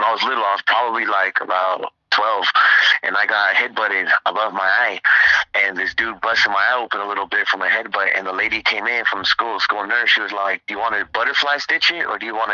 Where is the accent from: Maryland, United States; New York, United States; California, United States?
California, United States; Redondo Beach; I'm from Redondo, California